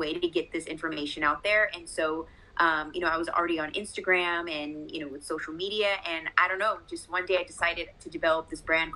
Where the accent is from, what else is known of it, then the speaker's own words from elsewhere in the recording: Las Vegas, Nevada, United States; So I am born and raised in Las Vegas, still my home.